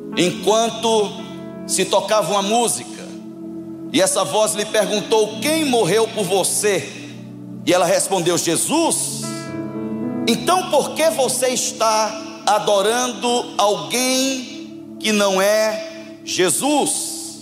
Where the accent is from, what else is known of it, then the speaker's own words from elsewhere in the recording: João Pessoa, Paraíba, Brazil; Eu sou de João Pessoa, na Paraíba